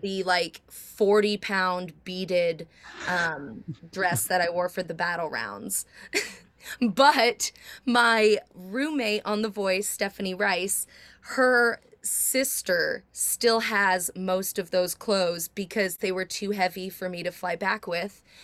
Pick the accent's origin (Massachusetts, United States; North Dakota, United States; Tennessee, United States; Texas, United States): Tennessee, United States; Nashville; we're both from Nashville, country singers